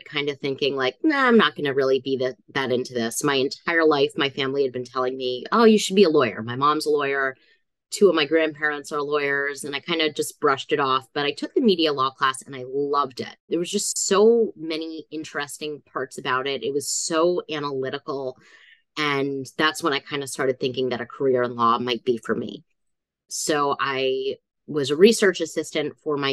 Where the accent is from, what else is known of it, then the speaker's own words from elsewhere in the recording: South Florida, United States; now in Philadelphia, United States; I grew up in South Florida, so very different from where I landed in Philadelphia